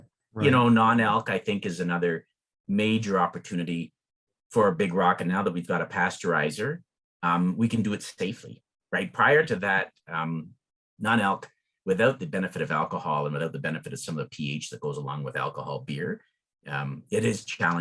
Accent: Lucan, Ontario, Canada; I grew up in Southern Ontario in a town called Lucan

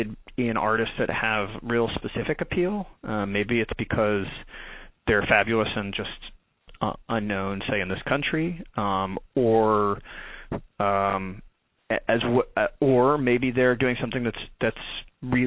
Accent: just north of San Francisco, Northern California, United States; also born or lived in Nashville / Africa; now in Durham, United States; I'm from Northern California. I'm from just north of San Francisco

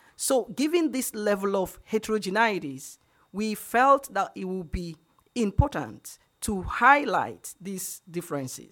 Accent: Nigeria; I'm from Nigeria, so it's unfair to call me Black when I'm African

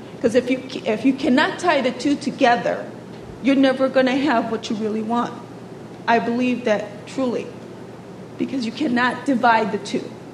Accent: United States; I was born here in the United States

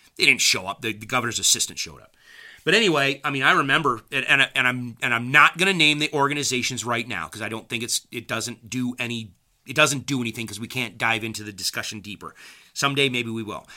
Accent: United States; I'm an American who believes in the Constitution.

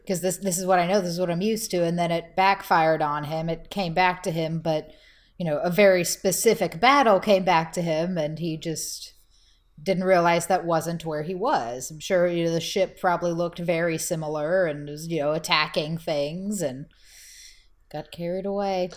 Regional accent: Texas, United States; As a Texan

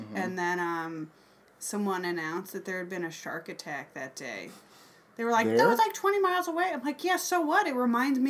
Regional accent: Wisconsin, United States; I'm from Wisconsin

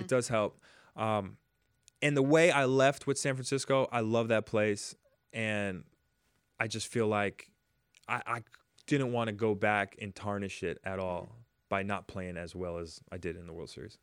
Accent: Jamaica; now in United States; I was raised in Jamaica

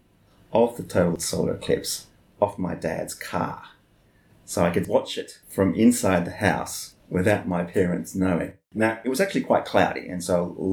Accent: Melbourne, Victoria, Australia; I was 11 years old at that time. So that tells you where I'm from. I'm from Melbourne. My parents were living in a place called Wanturna.

